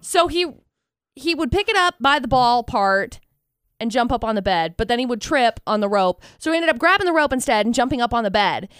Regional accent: Tremont, United States; I grew up in Tremont

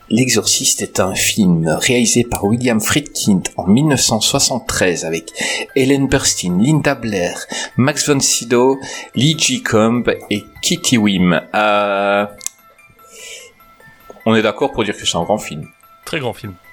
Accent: Belgium; Ah moi en Belgique on n'a pas encore inventé le métro, on se déplace à cheval.

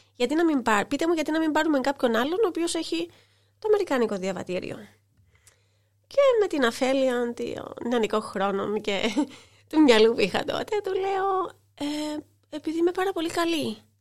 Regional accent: Larnaca, Larnaca District, Cyprus; also born or lived in New York, United States / London, United Kingdom; για την πόλη μου, για την πόλη και μαρχαία Λάρνακα

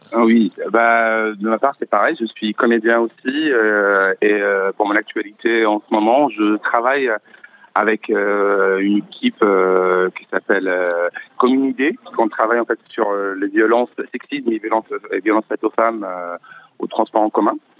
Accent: Algiers, Algiers Province, Algeria; moved away as an adult; now in France; je viens d'Alger, je suis né à Alger, j'ai grandi là-bas.

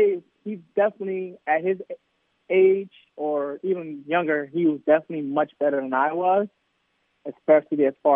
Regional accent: New York, United States; moved away; I'm from New York, so you know a lot of these guys come play in the Rucker League

